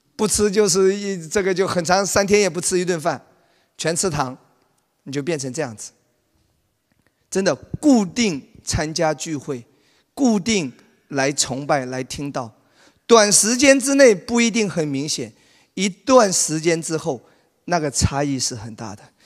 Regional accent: Wenzhou, Zhejiang, China; 在我老家温州

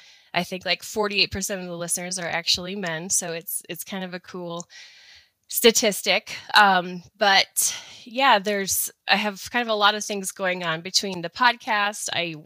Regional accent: Wisconsin, United States; now in Missoula, United States; I live here in outside of Missoula, Montana. I'm a transplant from Wisconsin.

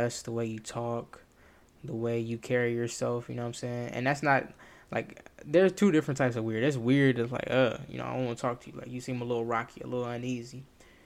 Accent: the South, United States; Me being a young black male, born and raised in the South

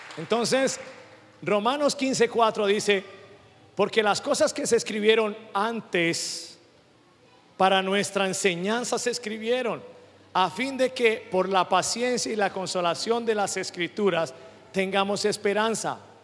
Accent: Venezuela; moved away; Yo como venezolano

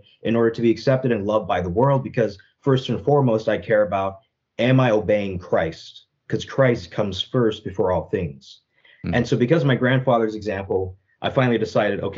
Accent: United States; I grew up in the United States

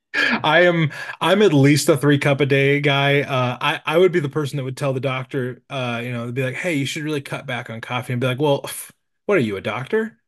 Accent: Nebraska, United States; I'm from Nebraska, so I've been doing local Nebraska stuff.

